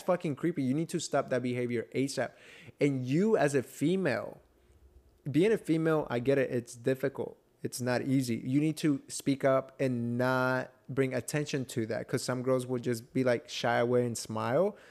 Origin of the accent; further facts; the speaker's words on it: Atlanta, Georgia, United States; I was raised in Atlanta